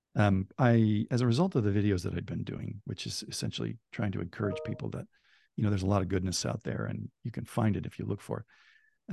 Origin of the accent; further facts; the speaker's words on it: Bay Area, California, United States; I, I grew up in the Bay Area in California